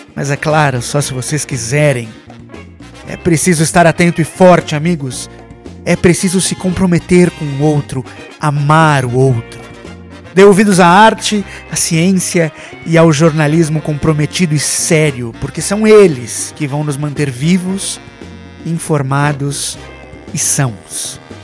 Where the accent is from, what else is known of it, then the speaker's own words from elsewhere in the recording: Brazil; moved away as an adult; now in Mexico; me tornei ainda mais brasileiro